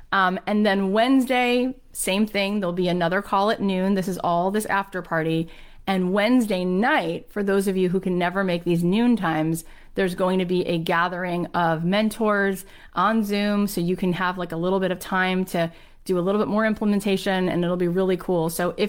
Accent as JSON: {"language": "English", "country": "Nigeria", "tie": "born or raised there", "moved": "yes", "lives_now": "United Kingdom", "said": "Like, to me, I grew up in Nigeria, moved to the UK, was working in publishing"}